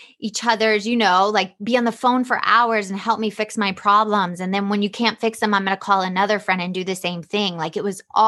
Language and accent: English; Atlanta, Georgia, United States; I grew up in the South in Atlanta